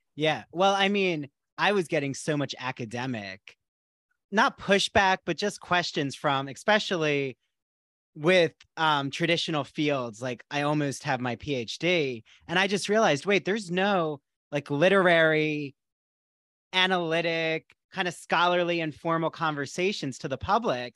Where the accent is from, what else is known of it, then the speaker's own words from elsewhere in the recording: New Jersey, United States; I grew up in South Jersey, like, right by Philly.